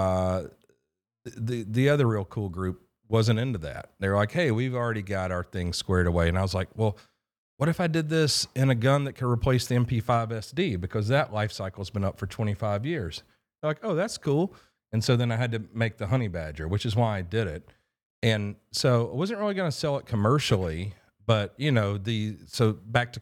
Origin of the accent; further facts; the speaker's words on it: Morocco; moved away; I was born in Morocco